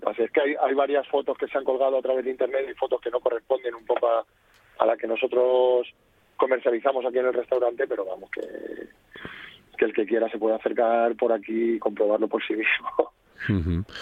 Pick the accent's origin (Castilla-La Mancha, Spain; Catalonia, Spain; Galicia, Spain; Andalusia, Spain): Castilla-La Mancha, Spain; Toledo; yo soy toledano